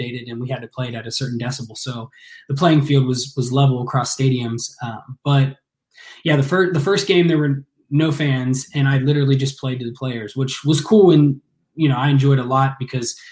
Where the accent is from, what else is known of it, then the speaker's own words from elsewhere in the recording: Ross, Ohio, United States; I grew up out in the country, you know, out in Ross, Ohio